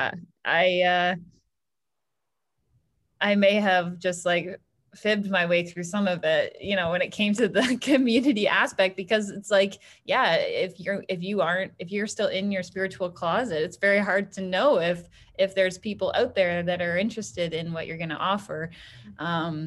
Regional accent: Orillia, Ontario, Canada; now in Hamilton, Canada; I'm from a small town. Like, I grew up in Orillia, so population 30,000

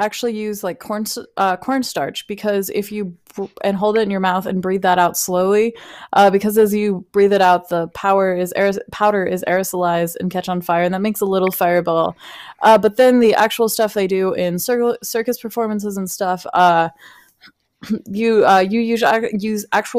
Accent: Alaska, United States; now in Texas, United States; when I first moved here, it was like, hey … I'm from Alaska. That's how I introduced myself.

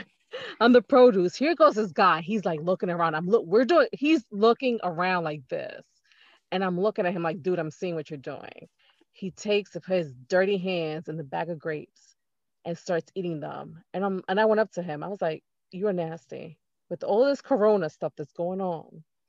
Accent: New York, United States; I'm from New York

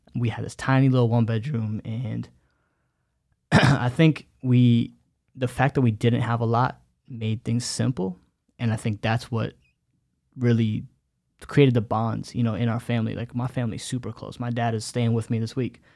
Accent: United States; first language Bengali; English is a second language; growing up in america i remember for me being the, the older you know older son

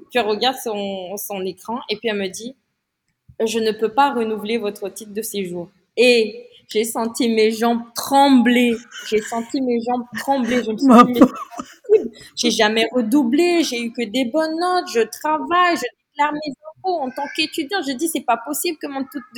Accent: France; j'étais, je suis française

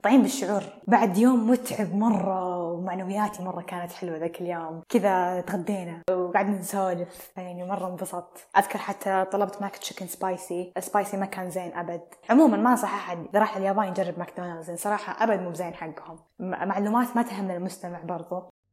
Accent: Al-Qassim, Saudi Arabia; اني قصيميه

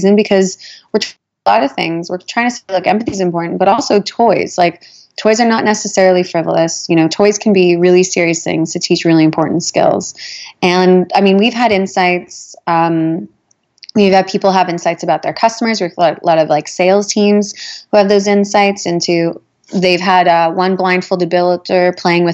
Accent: Winnipeg, Manitoba, Canada; moved away; I'm originally from Winnipeg

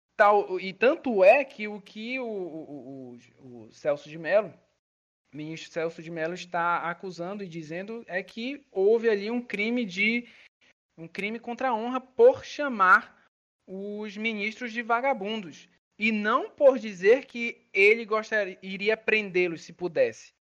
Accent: Belém, Pará, Brazil; moved away; eu sou de Belém do Pará

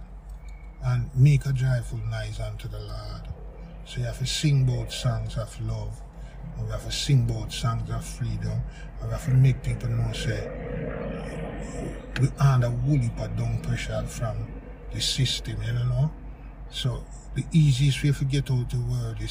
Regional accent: Jamaica; growing up in Jamaica, as you know, it's like every other yard have a sound

